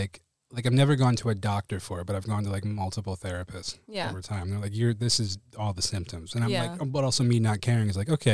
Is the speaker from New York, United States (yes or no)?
yes; Buffalo, New York, United States; growing up in Buffalo, like in a blue collar town